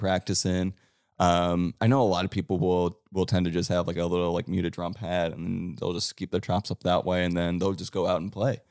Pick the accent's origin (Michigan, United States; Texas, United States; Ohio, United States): Ohio, United States; Cleveland; now in Nashville, United States; how I was brought up in Cleveland